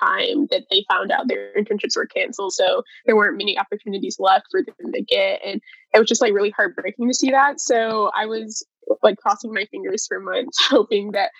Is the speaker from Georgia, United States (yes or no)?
yes; Atlanta, Georgia, United States; I'm from Atlanta, Georgia